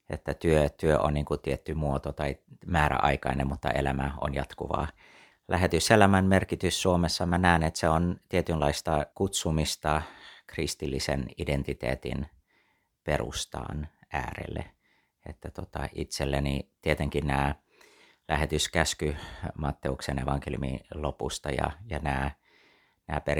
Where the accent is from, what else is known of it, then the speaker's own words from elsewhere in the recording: Taiwan; also born or lived in United States; synnyin ja kasvoin Taivanilla lähetyslapsena koko lapsuuteni ja, ja tota, sitten siitä eteenpäin tota, tein lähetystyötä kiinalaisten parissa New Yorkissa, vietin melkein 20 vuotta Yhdysvalloissa ja sieltä sitten palasin Taivaniin itse lähetystyöhön teologian kouluttajana seitsemän vuotta